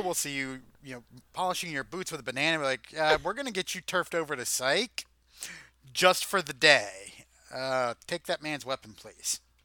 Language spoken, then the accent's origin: English; United States; we're American